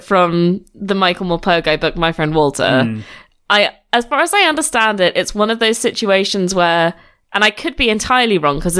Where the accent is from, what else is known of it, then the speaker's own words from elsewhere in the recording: United Kingdom; I'm thinking about it from the perspective of a British person